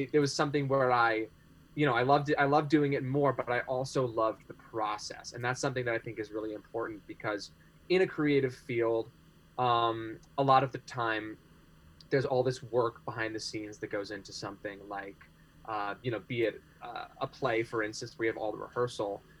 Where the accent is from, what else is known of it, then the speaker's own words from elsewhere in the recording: California, United States; also born or lived in New Hampshire; my family is uh, from California, and I'm back there with them now. But I recent, most recently lived in New Hampshire, where I was for about two years